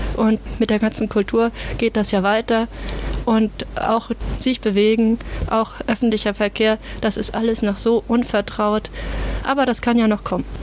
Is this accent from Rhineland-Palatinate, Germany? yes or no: no; near Flensburg, Schleswig-Holstein, Germany; Also ich komme aus der Nähe von Flensburg. Das liegt quasi direkt am Wasser, am Meer. Und ich kenne das einfach von, von meiner Kindheit, von da, wo ich aufgewachsen bin